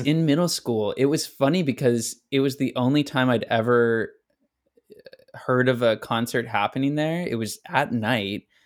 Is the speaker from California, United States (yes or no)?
yes; Elk Grove, California, United States; also born or lived in Sacramento, California; my hometown of Elk Grove